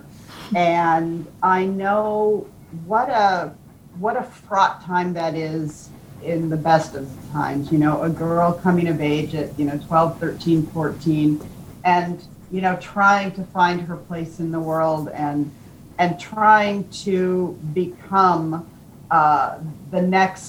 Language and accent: English; United States; we Americans